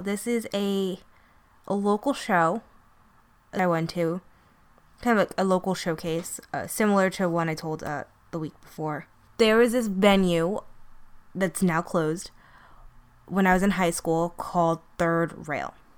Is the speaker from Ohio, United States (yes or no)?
no; New York City, New York, United States; I'm from Brooklyn